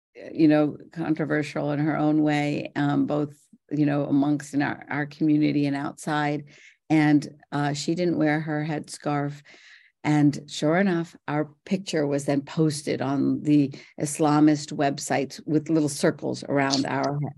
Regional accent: Morgantown, West Virginia, United States; also born or lived in India; I'm from Morgantown, West Virginia

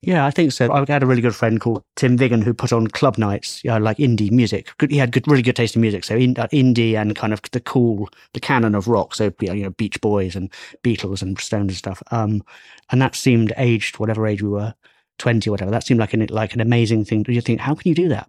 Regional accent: Bristol, South West England, United Kingdom; moved away; also born or lived in Leeds; I'm from Bristol

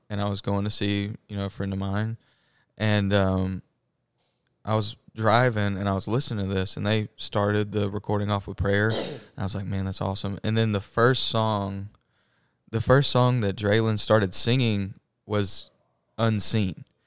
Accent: Madison, Mississippi, United States; I'm from Madison, Mississippi

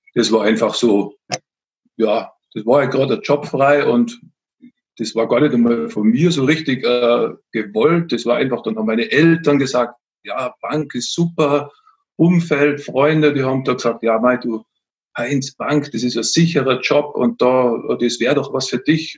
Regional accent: Austria; moved away as an adult; now in Bavaria, Germany; Ich komme jetzt nicht ursprünglich aus Bayern, sondern aus Österreich.

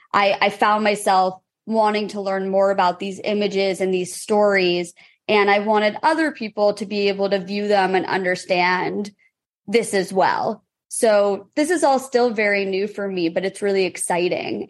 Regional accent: San Francisco, California, United States; And I grew up in San Francisco

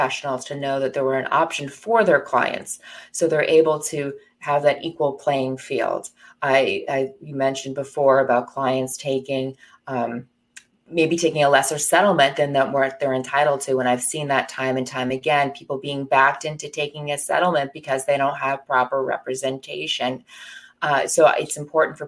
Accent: New Jersey, United States; I grew up in New Jersey and practiced where I grew up.

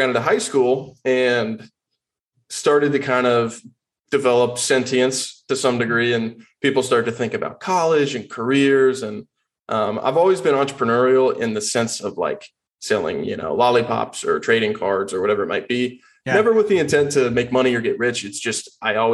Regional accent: Austin, Texas, United States; I was born and raised in Austin, Texas

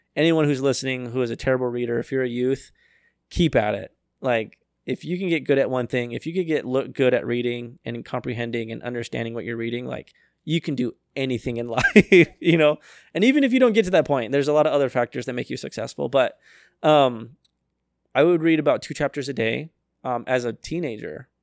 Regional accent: Arizona, United States; I was raised in Arizona

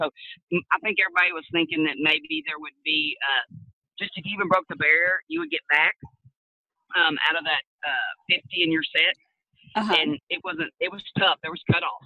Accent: Stephenville, Texas, United States; I'm from Steamboat, Texas. I was born and raised there

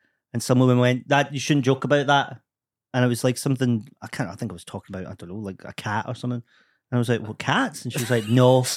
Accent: Scotland, United Kingdom; As a Scottish person

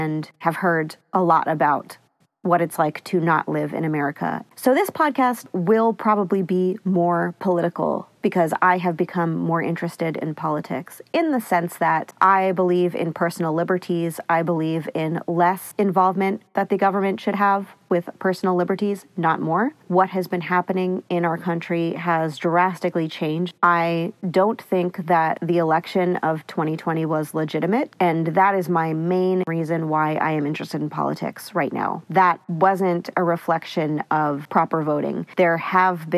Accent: Northeast, United States; growing up in the Northeast

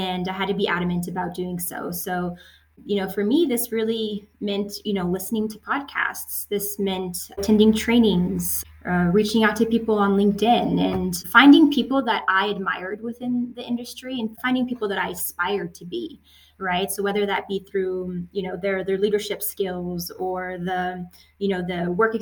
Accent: United States; also born or lived in France; I'm French American and I moved to the States when I was six

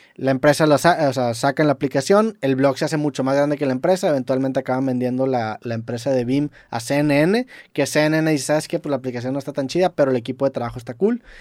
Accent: Mexico; Siendo mexicano, en, UK

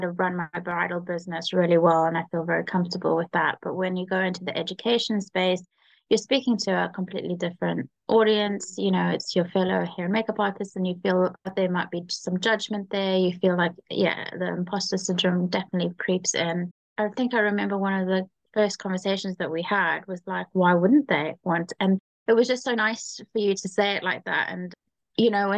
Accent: Cape Town, Western Cape, South Africa; moved away as an adult; now in London, United Kingdom; I'm originally from South Africa, Cape Town, and I moved over to London 8 years ago

